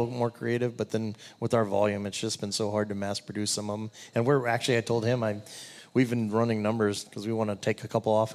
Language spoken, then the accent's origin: English; Texas, United States; now in Omaha, United States; I grew up in Texas